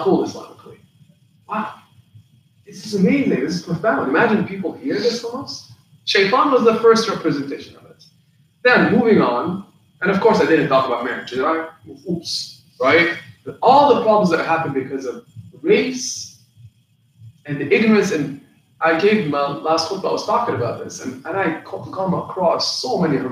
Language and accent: English; Palestine; moved away; I come from Palestine